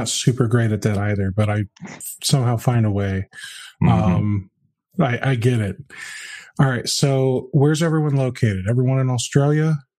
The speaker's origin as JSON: {"language": "English", "country": "United States", "said": "I'm American"}